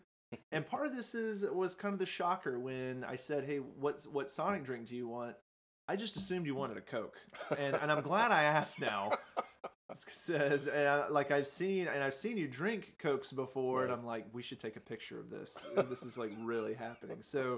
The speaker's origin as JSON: {"language": "English", "town": "Nashville", "region": "Tennessee", "country": "United States", "tie": "born or raised there", "said": "growing up in Nashville, not exactly near the sea"}